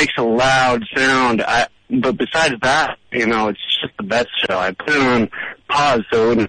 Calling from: New York City, New York, United States; I'm calling from Brooklyn.

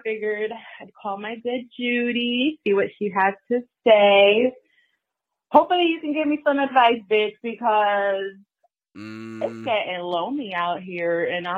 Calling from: New Jersey, United States; Jersey. I'm calling from Jersey.

